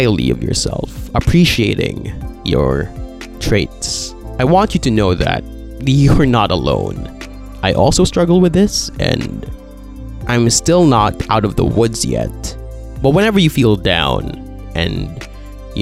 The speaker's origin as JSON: {"language": "English", "country": "Philippines", "said": "I'm Filipino."}